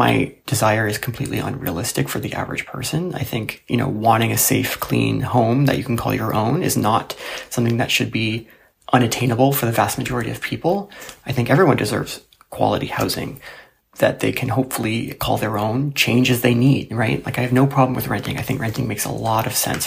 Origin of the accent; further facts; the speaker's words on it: Toronto, Ontario, Canada; I'm from Toronto and I'm 31 years old.